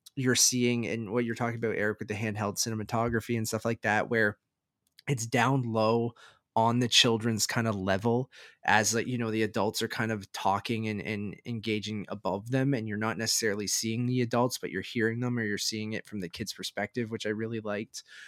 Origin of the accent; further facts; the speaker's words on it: Canada; being Canadian